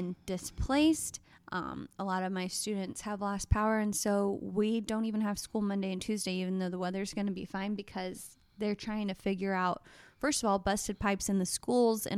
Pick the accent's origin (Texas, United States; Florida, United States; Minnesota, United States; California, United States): Texas, United States; also born or lived in Oregon; I'm born and raised in Texas